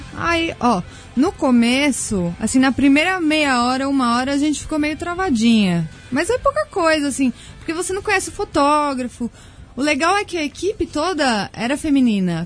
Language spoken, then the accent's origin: Portuguese; São Paulo, Brazil; also born or lived in Australia; eu sou paulista, minha família mora comigo